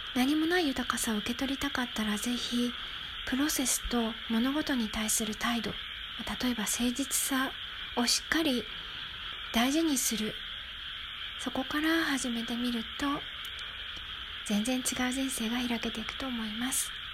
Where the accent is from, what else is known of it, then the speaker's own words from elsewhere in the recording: Tokyo, Japan; moved away; 私は東京育ちなんですが今は何にもない田舎に住んでいます